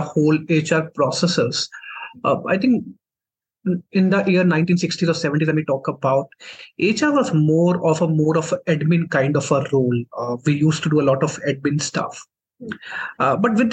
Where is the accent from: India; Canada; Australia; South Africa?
India; Jammu, Jammu and Kashmir; So I'm from Jammu and Kashmir. So I did my complete education in Jammu itself